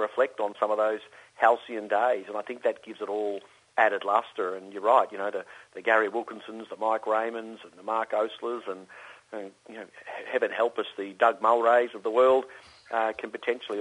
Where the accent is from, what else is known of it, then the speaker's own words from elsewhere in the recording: Melbourne, Victoria, Australia; a Melbourne boy